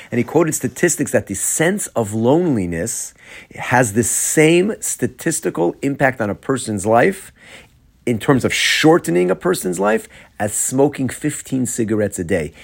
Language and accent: English; Atlanta, Georgia, United States; moved away; I'm from Atlanta.